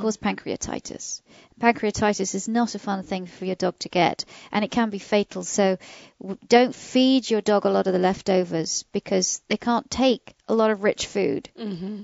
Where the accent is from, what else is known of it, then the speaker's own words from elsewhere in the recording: United Kingdom; now in United States; my British family